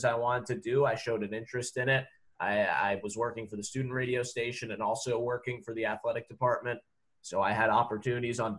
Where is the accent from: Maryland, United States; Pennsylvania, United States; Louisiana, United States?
Pennsylvania, United States; Pittsburgh; moved away as an adult; now in Nashville, United States; I'm from Pittsburgh originally. Came down to Nashville in 2013 to go to college